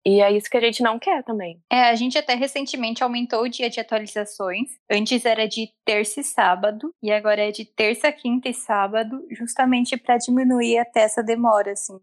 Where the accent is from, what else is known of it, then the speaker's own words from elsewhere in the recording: interior of São Paulo, Brazil; E eu sou do interior de São Paulo também, mas mais afastadinho